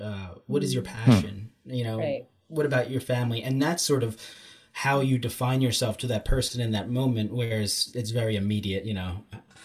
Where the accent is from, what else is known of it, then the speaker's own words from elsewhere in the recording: United States; obviously I'm an American and all of my major experiences are here